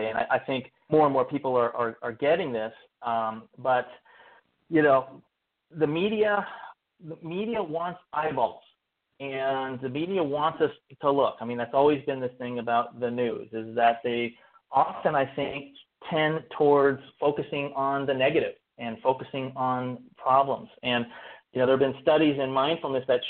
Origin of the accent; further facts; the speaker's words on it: Berkeley, California, United States; I grew up in Berkeley, California